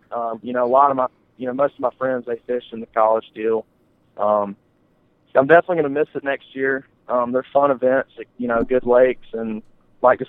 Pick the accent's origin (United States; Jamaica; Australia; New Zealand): United States; Keowee and Hartwell lakes, South Carolina; I grew up fishing on Kiwi and Hartwell